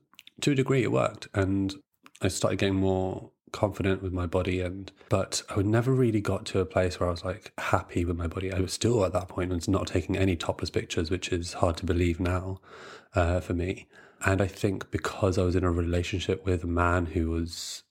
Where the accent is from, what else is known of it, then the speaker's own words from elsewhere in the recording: Brighton, South East England, United Kingdom; moved away as an adult; also born or lived in London; I grew up in Brighton, so I would walk down St. James Street